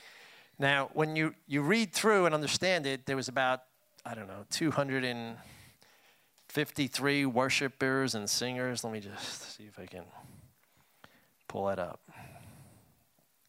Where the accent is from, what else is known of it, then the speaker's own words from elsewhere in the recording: New York City, New York, United States; also born or lived in Brooklyn; Tammy and I grew up in Queens, you know, at some point we had moved to Brooklyn